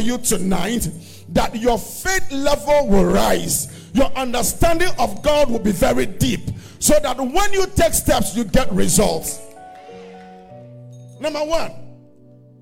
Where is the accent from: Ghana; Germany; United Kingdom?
Ghana; Accra, Greater Accra; also born or lived in Kotobabi, Ghana; I was born in Ghana at a place called Kotobebi. I don't know where, if you know where that is. And I was raised at a place called Alajo.